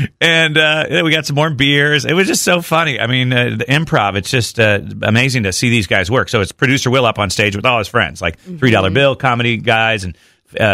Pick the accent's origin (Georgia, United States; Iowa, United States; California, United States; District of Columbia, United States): Iowa, United States; Pella; now in Indianapolis, United States; Growing up in Pella, Iowa, also a big Dutch community.